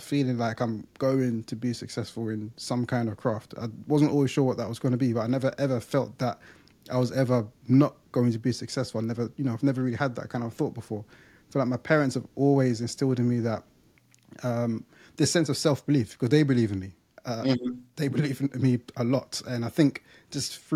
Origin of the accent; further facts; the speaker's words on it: London, United Kingdom; moved away as an adult; now in Essex, United Kingdom; from East London, I grew up in Leytonstone.